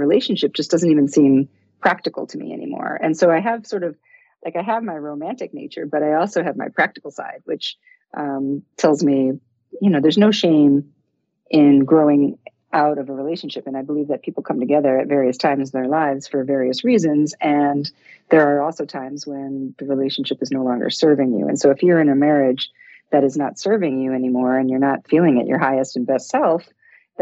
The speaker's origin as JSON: {"language": "English", "town": "Detroit", "region": "Michigan", "country": "United States", "tie": "born or raised there", "said": "I grew up in Detroit in the 60s"}